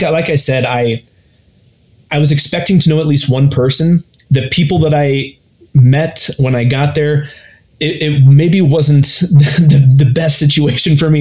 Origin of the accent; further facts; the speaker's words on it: Ohio, United States; I grew up in Ohio